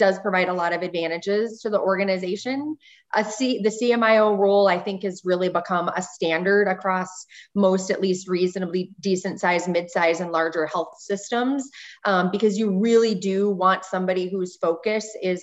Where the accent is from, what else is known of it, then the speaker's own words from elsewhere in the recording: Montana, United States; also born or lived in Texas; I was born and raised in Montana, spent most of my life in the Northwest, other than my medical training in Texas